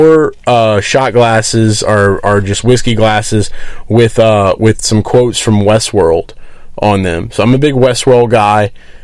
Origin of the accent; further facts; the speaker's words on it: Carolina, United States; You ever heard somebody say Carolina? I'm from Carolina.